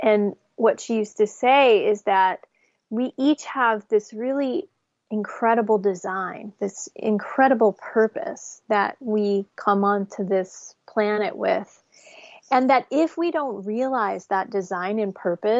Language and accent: English; New Jersey, United States; growing up in New Jersey in a like a Section 8 apartment building